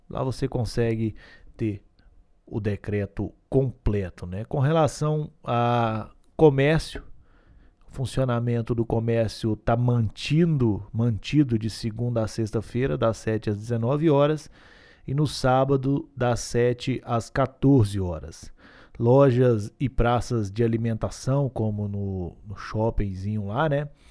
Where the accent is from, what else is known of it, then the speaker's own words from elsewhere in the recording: Gurinhatã, Minas Gerais, Brazil; Eu que sou do Guniatã, nascido e criado, não consigo viver nesse frio